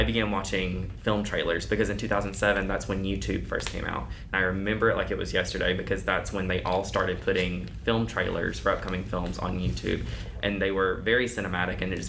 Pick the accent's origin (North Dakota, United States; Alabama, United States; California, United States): Alabama, United States; Monroeville; I am from Monroeville, Alabama